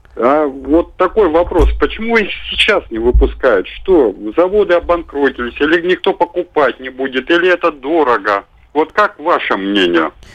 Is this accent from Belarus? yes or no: no; Sakhalin Oblast, Russia; now in Voronezh, Russia; я-то родом э, с Сахалина, остров